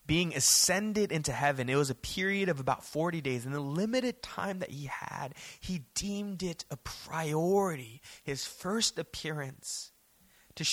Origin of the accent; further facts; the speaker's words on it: Daly City, California, United States; growing up in Daly City